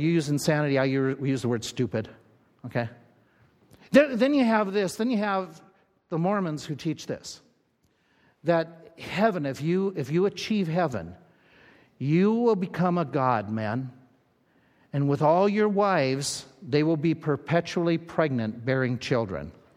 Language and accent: English; Little Falls, Minnesota, United States; moved away; I grew up in Little Falls, Minnesota